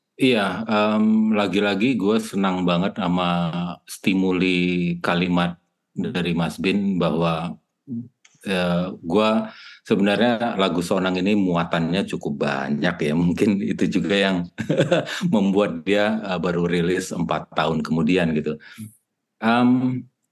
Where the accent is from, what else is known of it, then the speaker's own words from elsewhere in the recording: Batak, North Sumatra, Indonesia; kita orang Batak